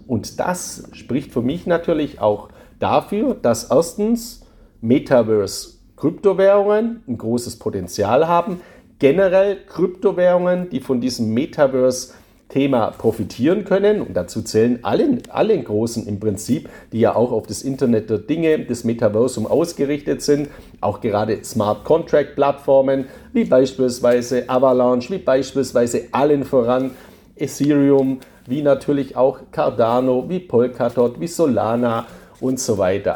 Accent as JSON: {"language": "German", "area": "Swabia", "region": "Baden-Württemberg", "country": "Germany", "accent": "Swabian", "said": "Ich bin ja ein Schwabe, hört man ja auch an meiner Stimme."}